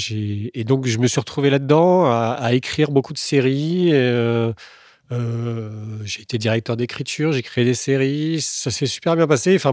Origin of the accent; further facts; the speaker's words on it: Tours, Centre-Val de Loire, France; also born or lived in Chinon; je, viens de, Tours. Enfin, je suis né à Chinon.